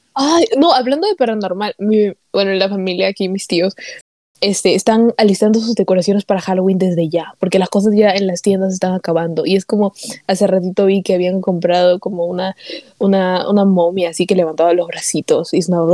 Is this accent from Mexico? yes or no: no; Peru; moved away; I'm Peruvian no, o sea, porque soy peruvian